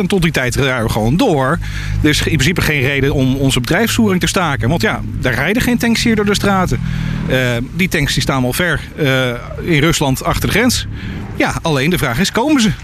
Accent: Netherlands; moved away; Ik ben een Nederlander

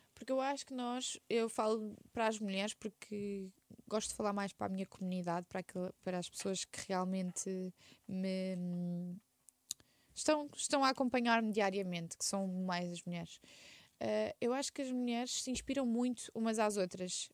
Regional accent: Setúbal, Portugal; also born or lived in Quinta do Conde / Sesimbra; na Rábida, que é a minha zona, eu nasci em Setúbal

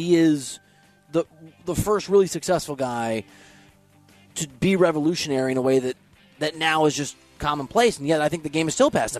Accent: Dubuque, Iowa, United States; I'm from Dubuque, Iowa.

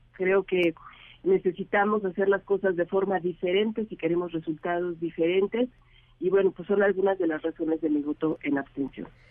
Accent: Mexico; somos todos los mexicanos

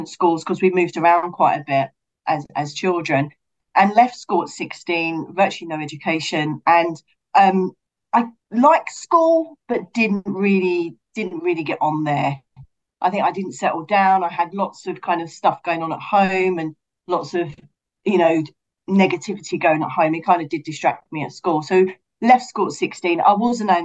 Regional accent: London, United Kingdom; I'm from Brixton.

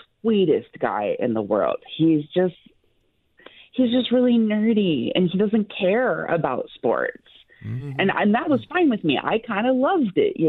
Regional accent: Detroit, Michigan, United States; moved away as an adult; I'm originally from Detroit. I grew up there. I moved here almost, 10 years ago.

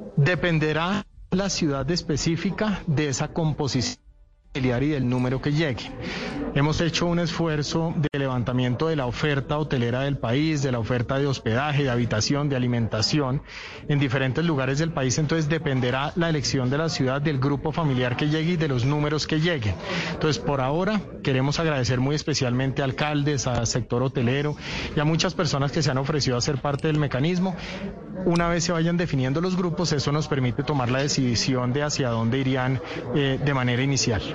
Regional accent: Colombia; como colombianos

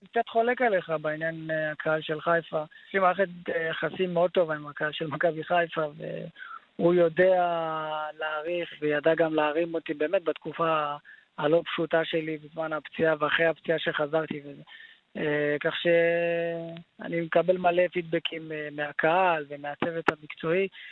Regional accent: Haifa, Haifa District, Israel; כמעט בכל מקום אני אומר שחיפה זה, זה, זה, זה בית בשבילי. גדלתי שם

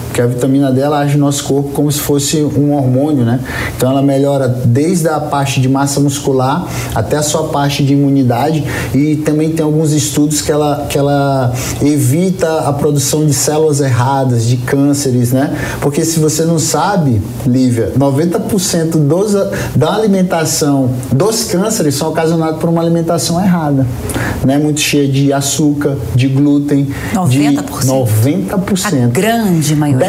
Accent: Northeast Region, Brazil; sou do, do Nordeste

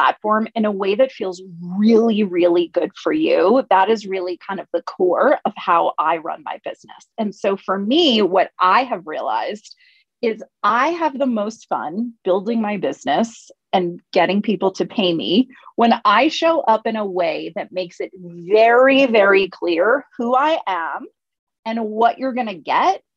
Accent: United States; I'm from the United States

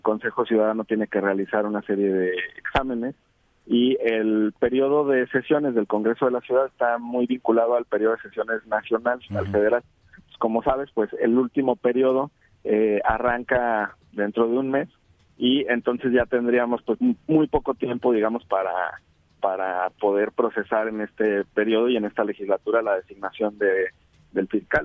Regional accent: Jalisco, Mexico; Yo soy de Jalisco

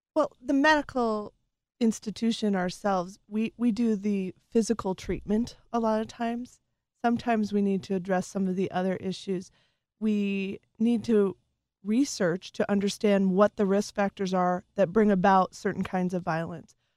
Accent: Las Vegas, Nevada, United States; moved away as an adult; I grew up there from, I was a military child, uh, we moved there when I was five, and I lived there till I went off to college

